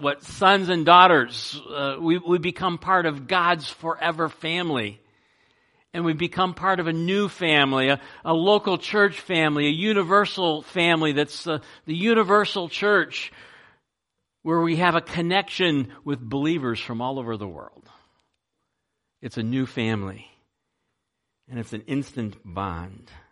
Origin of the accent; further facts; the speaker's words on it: United States; also born or lived in Ohio; there were only two of us that were kind of born and raised in America